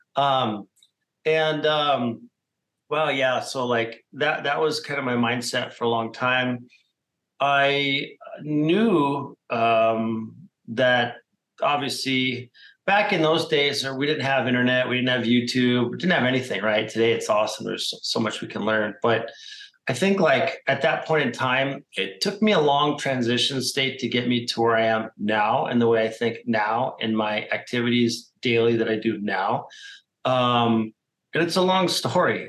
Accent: Phoenix, Arizona, United States; I'm a Phoenix native, meaning I was born here in Arizona

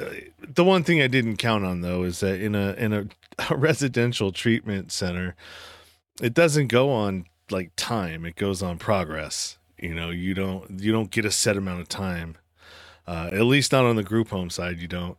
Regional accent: Pinole, California, United States; I was born and raised in San Francisco Bay Area, the eastern part of the Bay Area in a small town called Pinole.

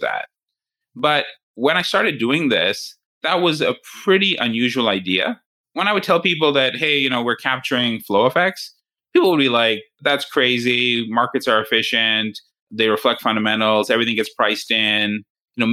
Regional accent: Canada; I grew up in Canada

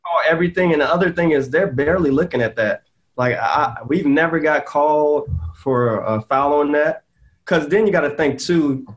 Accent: Maywood, Illinois, United States; I'm from the Bellwood Maywood area

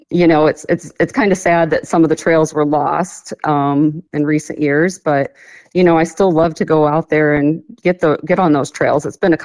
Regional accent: Illinois, United States; moved away as an adult; now in Chugach, Alaska, United States; I'm originally from Illinois. I moved to Alaska in 2013.

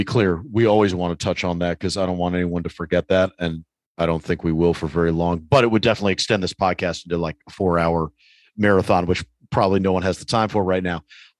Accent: New York, United States; especially as a New Yorker.

